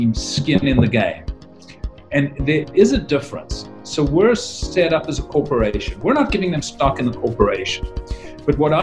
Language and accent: English; Cape Town, Western Cape, South Africa; moved away as an adult; now in United States; I was born in Cape Town, South Africa